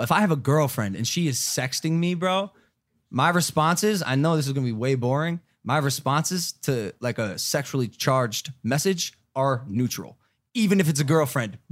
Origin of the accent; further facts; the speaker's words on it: Ohio, United States; accent: Ohio; my Ohio accent